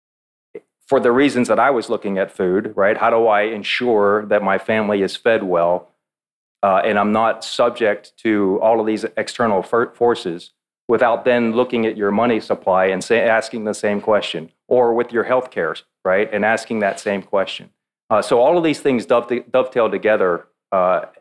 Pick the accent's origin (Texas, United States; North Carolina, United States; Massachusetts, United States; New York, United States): Texas, United States; Georgetown; also born or lived in south of Houston; now in Central Texas, United States; we moved back to Central Texas. I'm from Georgetown originally